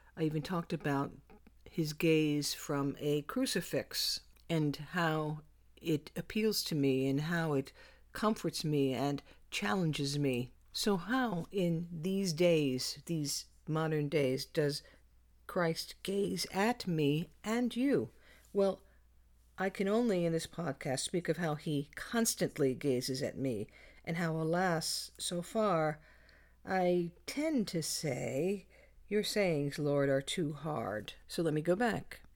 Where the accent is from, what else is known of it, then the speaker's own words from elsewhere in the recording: New York City, New York, United States; growing up in the Bronx